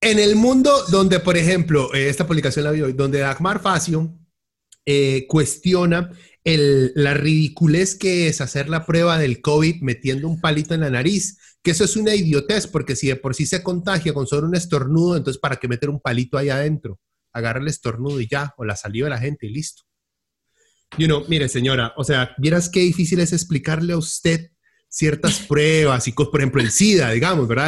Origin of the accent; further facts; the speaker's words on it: Costa Rica; en este país claramente hay corrupción en Costa Rica